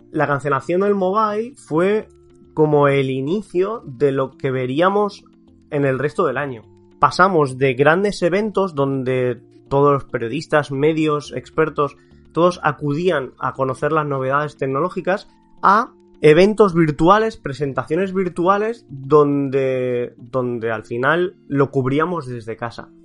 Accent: Barcelona, Catalonia, Spain; los que somos de Barcelona

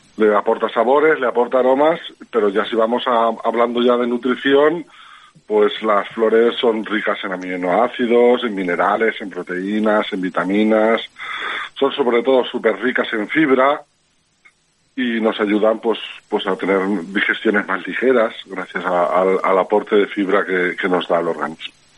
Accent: Alzira, Valencian Community, Spain; yo soy de Alcira, yo y mi hermano somos de Alcira

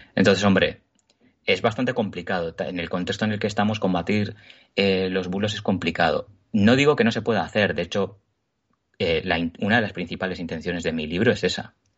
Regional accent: Basque Country, Spain; soy vasco, vivo en Euskadi, nací aquí, he vivido toda mi vida aquí

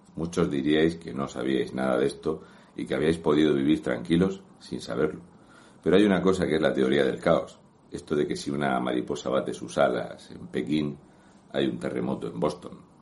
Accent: Region of Murcia, Spain; un murciano encabronado

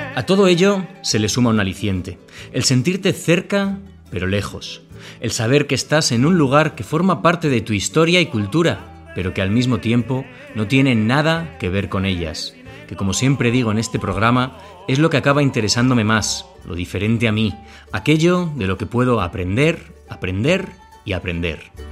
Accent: Basque Country, Spain; como vasco que soy

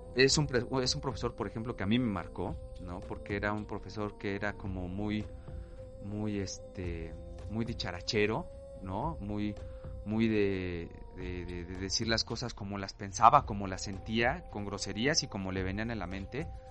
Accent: Mexico City, Mexico; yo nací, crecí y vivo aún en una colonia, en un barrio popular de la Ciudad de México

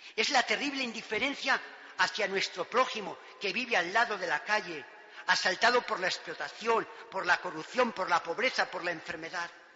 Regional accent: Pozal de Gallinas, Castile and León, Spain; principalmente por mis padres y catequistas, en Pozal de Gallinas, mi pueblo querido

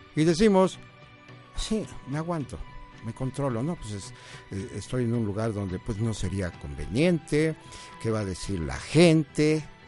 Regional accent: Puebla, Mexico; also born or lived in Guadalajara; Puebla, mis paisanos, yo soy poblano

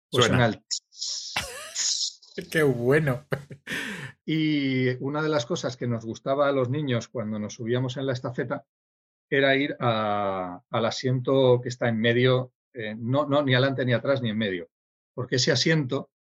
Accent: Sydney, New South Wales, Australia; born there; yo, yo nací en Sydney

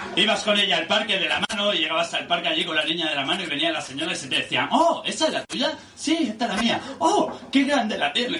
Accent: Barcelona, Catalonia, Spain; now in Lloret de Mar, Spain; yo nací en un barrio muy humilde de Barcelona, quizás lo conozcáis, en La Mina

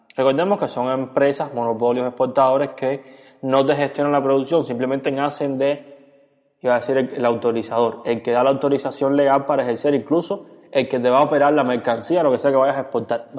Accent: Cuba; porque somos cubanos

